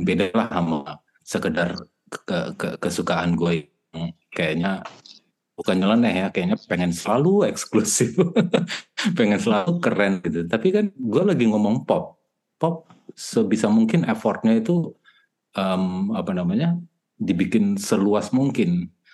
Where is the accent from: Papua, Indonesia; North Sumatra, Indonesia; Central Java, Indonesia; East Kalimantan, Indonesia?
North Sumatra, Indonesia; Batak; kita orang Batak